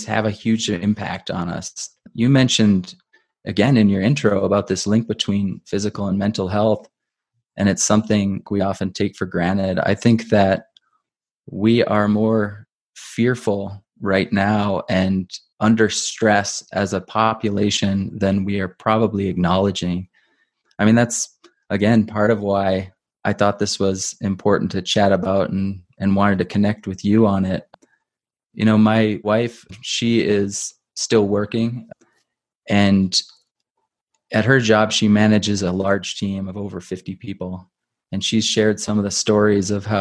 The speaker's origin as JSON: {"language": "English", "region": "Midwest", "country": "United States", "tie": "born or raised there", "said": "I was raised in the Midwest"}